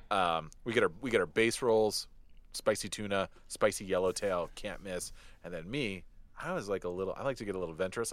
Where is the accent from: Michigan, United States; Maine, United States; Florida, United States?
Michigan, United States; Detroit; when I was a kid growing up in Detroit